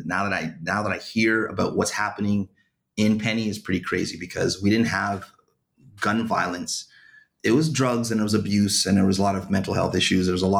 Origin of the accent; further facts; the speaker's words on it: Ottawa, Ontario, Canada; I grew up in a small little place, west side of Ottawa, called Bayshore.